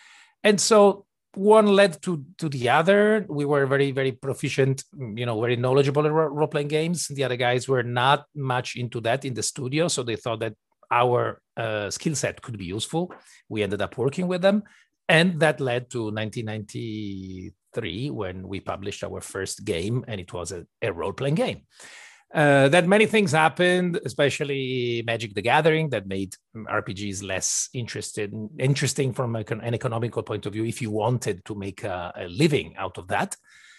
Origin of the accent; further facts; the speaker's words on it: Venice, Veneto, Italy; And the lucky part was that we grew up in Venice, where we still have a studio and where we live. And in Venice, there's one of the only game studios in Italy